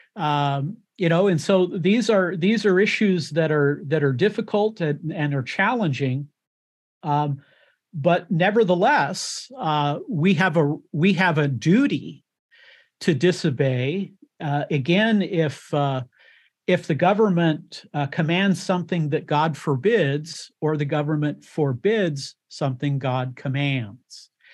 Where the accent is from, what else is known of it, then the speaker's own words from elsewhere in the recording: United States; born in the United States of America, uh, and I am an American